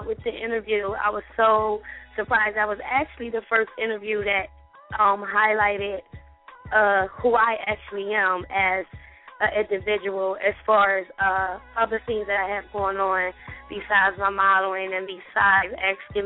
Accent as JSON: {"language": "English", "town": "Chester", "region": "Pennsylvania", "country": "United States", "tie": "born or raised there", "said": "I actually grew up in Chester, Pennsylvania"}